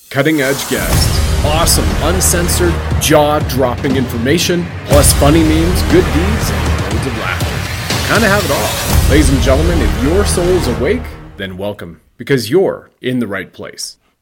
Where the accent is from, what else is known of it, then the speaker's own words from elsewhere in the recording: Canada; I have served my country at the federal level, as a Canadian infantry soldier